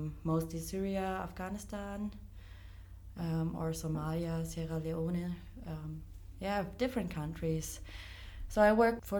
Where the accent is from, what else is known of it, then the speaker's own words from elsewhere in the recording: Black Forest, Baden-Württemberg, Germany; moved away as an adult; I grew up in that small town that's in the southwest of Germany. It's the Black Forest region.